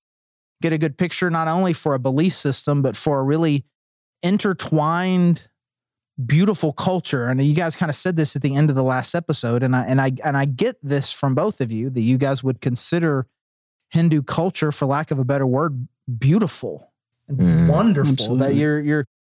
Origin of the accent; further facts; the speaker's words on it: Fayetteville, United States; I'm from Fayetteville